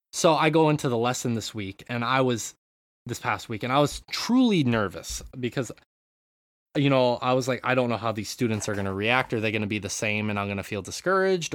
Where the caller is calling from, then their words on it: Japan; I'm calling in from Japan